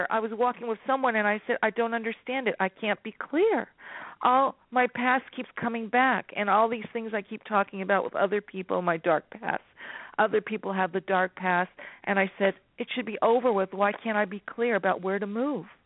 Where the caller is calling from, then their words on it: California, United States; Enchantress, California.